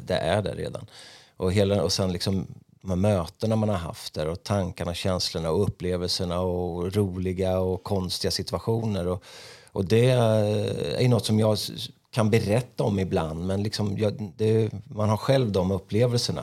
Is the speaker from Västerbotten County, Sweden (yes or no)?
no; Örebro, Örebro County, Sweden; när jag växte upp då i Markbacken